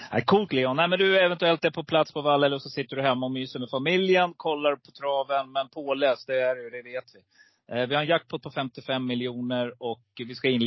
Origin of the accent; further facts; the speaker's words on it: Rättvik, Dalarna County, Sweden; Vi kommer från Rättvik